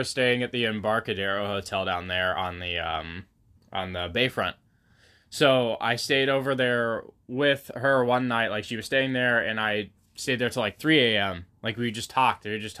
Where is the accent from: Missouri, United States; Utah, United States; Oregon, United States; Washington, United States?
Oregon, United States; Waldport; You know, we're in Newport. We grew up in Walport.